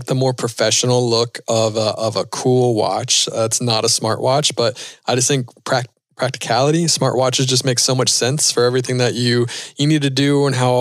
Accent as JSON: {"language": "English", "town": "Charlotte", "region": "North Carolina", "country": "United States", "said": "I'm from North Carolina. So from Charlotte where NASCAR was born"}